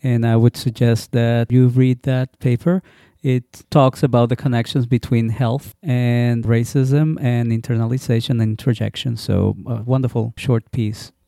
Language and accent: English; Puerto Rico; my growing up in Puerto Rico